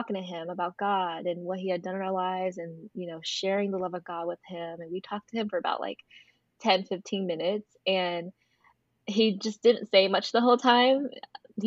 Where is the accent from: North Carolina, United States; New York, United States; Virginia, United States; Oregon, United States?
North Carolina, United States; I'm from North Carolina.